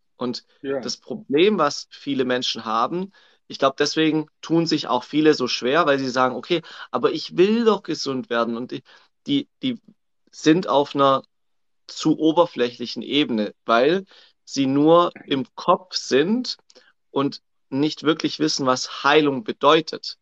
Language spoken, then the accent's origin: German; Swabia, Germany; accent: Swabian